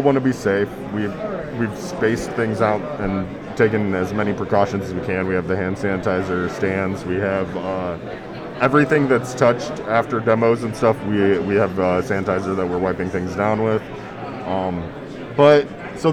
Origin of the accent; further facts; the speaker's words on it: Fort Wayne, Indiana, United States; I'm from Fort Wayne, Indiana